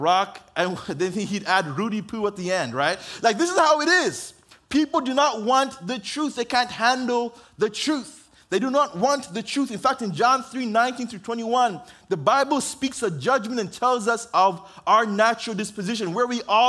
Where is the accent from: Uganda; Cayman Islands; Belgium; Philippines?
Uganda; also born or lived in Oxnard, California, United States; now in United States; grew up in Uganda to an African-American mom and an African father who was born in Uganda